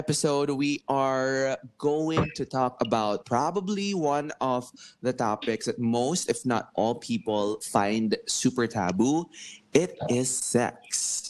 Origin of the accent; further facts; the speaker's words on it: Philippines; Growing up in the Philippines, where most households will choose to be conservative and not be liberated in terms of sex education